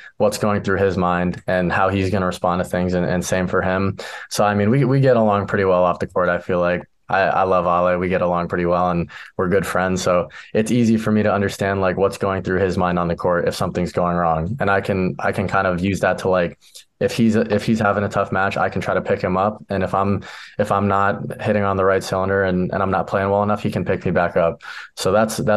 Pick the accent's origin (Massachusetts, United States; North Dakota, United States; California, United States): California, United States; San Diego; moved away as an adult; now in Omaha, United States; in San Diego, because I'm going back to my hometown